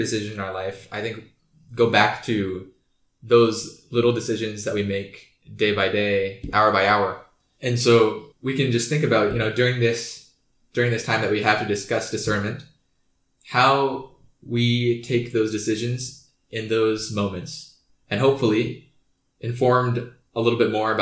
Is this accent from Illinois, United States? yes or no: no; Kansas City, Kansas, United States; I'm from Kansas City, Kansas